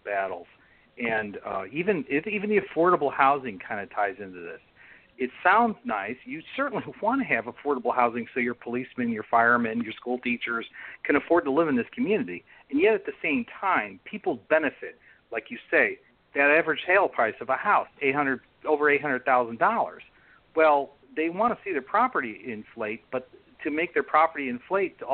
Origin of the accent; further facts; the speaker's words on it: Chicago, Illinois, United States; now in Bainbridge Island, United States; I come from Chicago